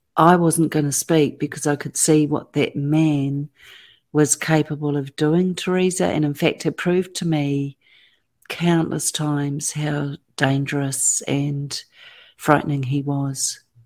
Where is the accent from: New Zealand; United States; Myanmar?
New Zealand; Auckland; I was born and raised in Auckland, New Zealand, and have lived there ever since.